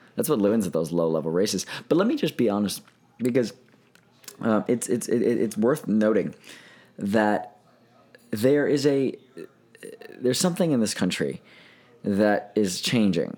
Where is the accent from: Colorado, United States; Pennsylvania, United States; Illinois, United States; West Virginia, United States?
Pennsylvania, United States; moved away as an adult; now in Florida, United States; my home state